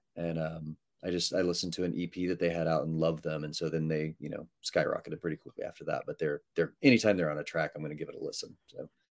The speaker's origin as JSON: {"language": "English", "region": "Texas", "country": "United States", "said": "I'm from Texas"}